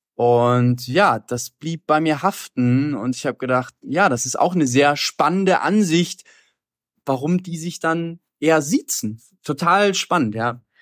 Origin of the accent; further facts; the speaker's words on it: Hamburg, Germany; also born or lived in Berlin / Colombia; aus Hamburg, wo ich herkomme